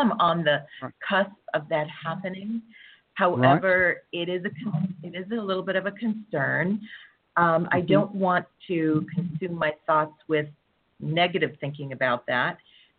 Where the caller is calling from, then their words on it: Southern California, United States; I'm calling from California.